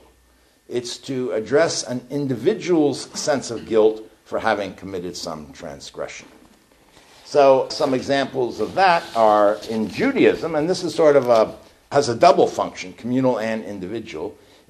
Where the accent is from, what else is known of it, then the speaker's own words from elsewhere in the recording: New York, United States; now in Eugene, United States; I'm from New York.